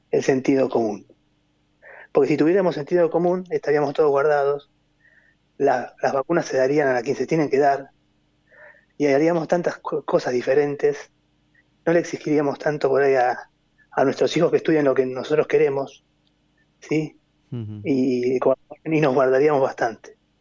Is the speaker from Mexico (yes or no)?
no; Argentina; como argentinos